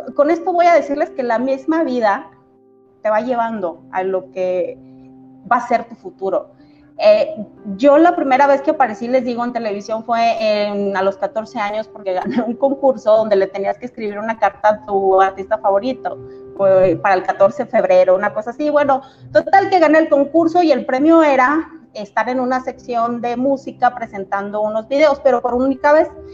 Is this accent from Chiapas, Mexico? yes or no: no; Mexico City, Mexico; moved away as an adult; now in Comarca Lagunera, Mexico; yo nací en Ciudad de México, pero a los 18 años eh, yo me vine aquí a la comarca lagunera a estudiar mi universidad